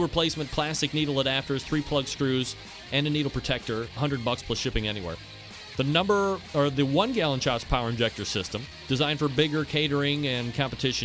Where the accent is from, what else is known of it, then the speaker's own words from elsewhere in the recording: Cleveland, Ohio, United States; I'm from Cleveland, Ohio